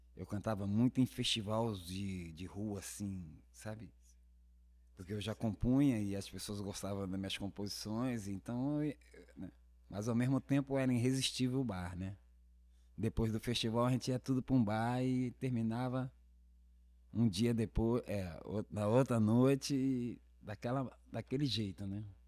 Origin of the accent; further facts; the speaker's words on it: Brasília, Federal District, Brazil; also born or lived in Rio de Janeiro; eu sou carioca, criado em Brasília